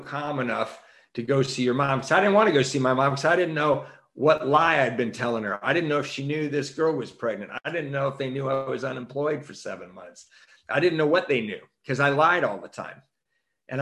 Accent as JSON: {"language": "English", "town": "Redondo Beach", "region": "California", "country": "United States", "tie": "born or raised there", "said": "I grew up in Redondo Beach at a Catholic school"}